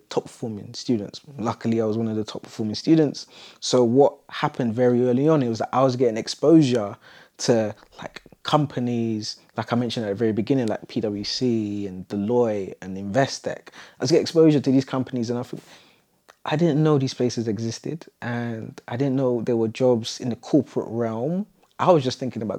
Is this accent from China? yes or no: no; London, United Kingdom; I grew up in Southeast London, quite close to Elephant Castle.